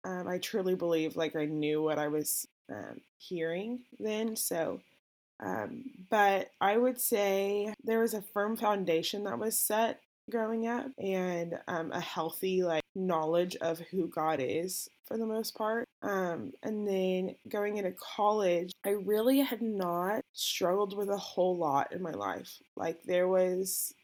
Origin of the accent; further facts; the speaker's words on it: Tulsa, Oklahoma, United States; I was born and raised in Tulsa, Oklahoma.